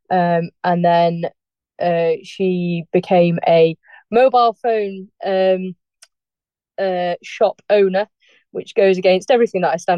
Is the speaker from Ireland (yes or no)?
no; Darley Dale, East Midlands, United Kingdom; So I was born in Darley Dale, which is a like a cottage hospital that used to be in the Derbyshire Dales